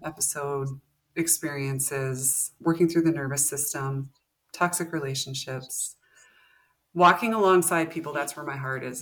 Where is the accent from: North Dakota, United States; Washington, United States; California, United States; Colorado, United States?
North Dakota, United States; moved away as an adult; also born or lived in Montana / South Texas; I am from North Dakota. I was born in Montana, moved to North Dakota when I was young. Grew up, graduated high school here.